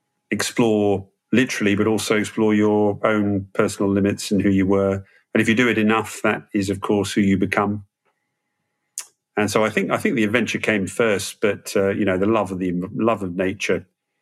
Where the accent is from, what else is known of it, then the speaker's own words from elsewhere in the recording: Malaysia; I grew up in Malaysia as a kid and, obviously pre-internet, giving away age and all that stuff.